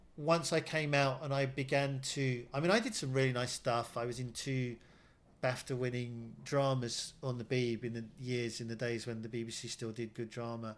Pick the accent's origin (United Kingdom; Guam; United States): United Kingdom; as a British Asian